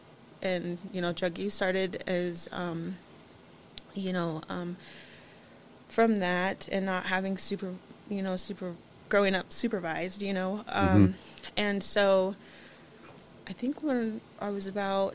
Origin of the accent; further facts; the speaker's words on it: Busby, Montana, United States; I grew up in Busby